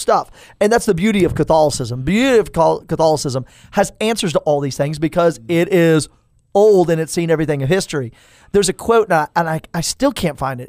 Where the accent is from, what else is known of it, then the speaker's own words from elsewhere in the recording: Tulsa, Oklahoma, United States; now in Stillwater, United States; I was born in Tulsa, Saint Francis Xavier Hospital